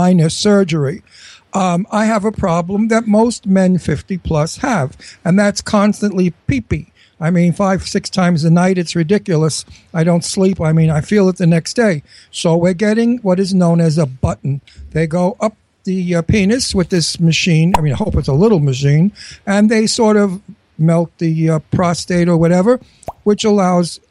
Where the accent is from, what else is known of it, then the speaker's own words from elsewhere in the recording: New York City, New York, United States; also born or lived in Brooklyn; I was born in Brooklyn, and I was raised in Astoria, Queens